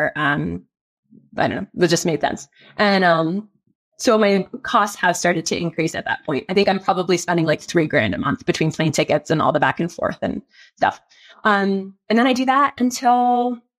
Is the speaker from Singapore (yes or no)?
no; Canada; also born or lived in California, United States; now in Denver, United States; I am from Canada